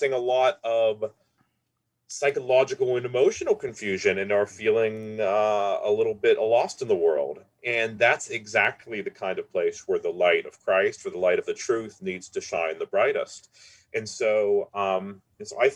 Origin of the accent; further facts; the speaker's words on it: Pittsburgh, Pennsylvania, United States; I was born and raised in Pittsburgh